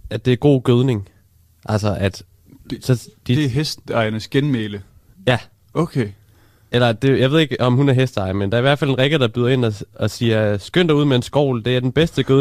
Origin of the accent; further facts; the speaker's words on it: Middelfart, Southern Denmark, Denmark; also born or lived in Svendborg; jo jo, men jeg kommer fra Middelfart.